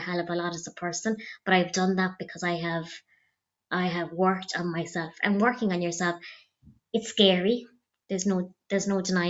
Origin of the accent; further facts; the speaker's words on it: County Clare, Ireland; I'm originally from County Clare.